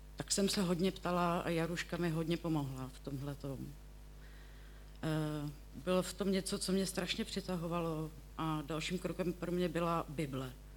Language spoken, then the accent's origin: Czech; Děčín, Ústí nad Labem Region, Czechia; pocházím z Děčína, bydlím v Pinově